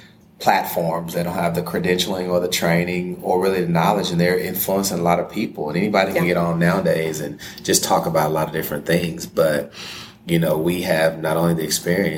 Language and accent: English; Corsicana, Texas, United States; moved away as an adult; also born or lived in Abilene, Texas; now in Los Angeles, United States; I am from Corsicana, Texas, which is about 45 miles south of Dallas. And as you would say, a country boy